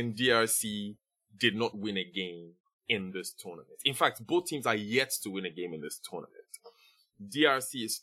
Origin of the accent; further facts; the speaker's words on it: Ghana; being a Ghanaian